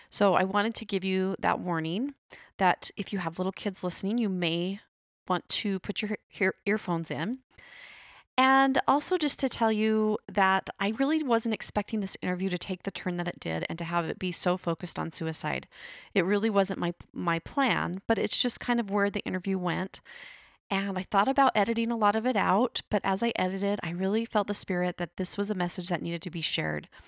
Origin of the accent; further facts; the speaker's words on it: Arizona, United States; born there; in Arizona, then I moved away, then I came back. But yes, I love Arizona.